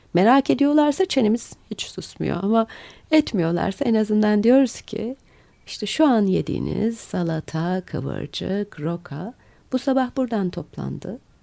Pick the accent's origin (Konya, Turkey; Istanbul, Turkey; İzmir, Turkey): Istanbul, Turkey; İstanbulluyum. Benim için önemli o bir şey. Dolayısıyla yaşadığım kenti çok seviyorum.